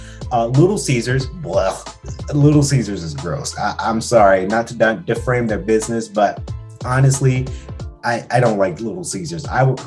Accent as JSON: {"language": "English", "town": "Macon", "region": "Georgia", "country": "United States", "lives_now": "Atlanta, United States", "said": "Now, we are living in Atlanta, and you guys know I'm originally from Macon, Georgia. I like to say I'm from Atlanta because Atlanta changed my life"}